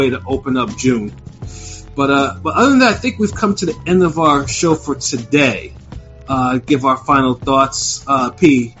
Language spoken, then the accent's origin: English; Australia; I mean, damn it, being Australian, you know, it just needs to be, it should be better.